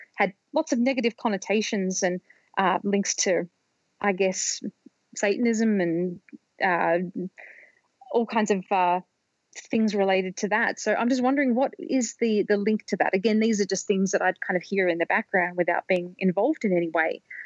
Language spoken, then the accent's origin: English; Australia; when I was growing up in Australia when I was a kid in the 1980s